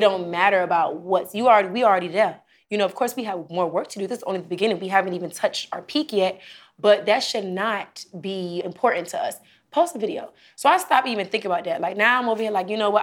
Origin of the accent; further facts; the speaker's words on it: Miami, Florida, United States; I'm from Miami